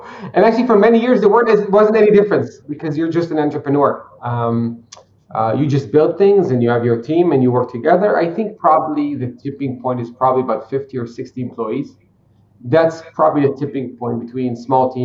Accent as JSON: {"language": "English", "country": "Israel", "tie": "born or raised there", "said": "I'm a simple Israeli guy. I was born in Israel"}